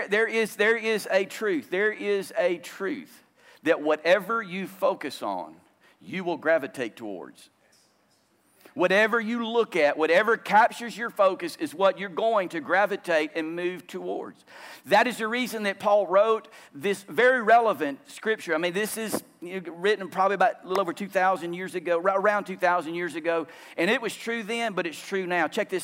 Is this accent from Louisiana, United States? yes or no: yes; Louisiana, United States; moved away as an adult; also born or lived in Romania; I grew up in Louisiana